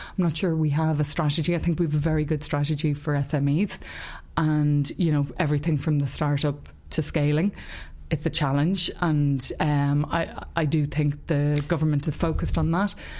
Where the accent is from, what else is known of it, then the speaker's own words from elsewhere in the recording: Ireland; I'm Irish and that I live in Ireland